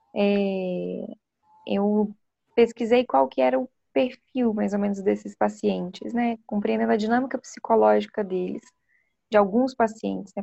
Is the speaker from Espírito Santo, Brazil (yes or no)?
yes; Vitória, Espírito Santo, Brazil; moved away as an adult; now in São Paulo, Brazil; eu sou capixaba, né? Nasci no Espírito Santo, em Vitória, e iniciei né, minha formação na Universidade Federal do Espírito Santo